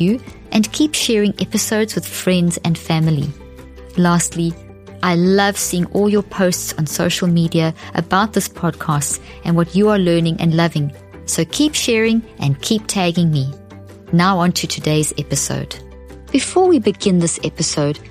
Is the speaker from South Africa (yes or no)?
yes; South Africa; moved away; also born or lived in Zimbabwe; I come from South Africa and I was born in Zimbabwe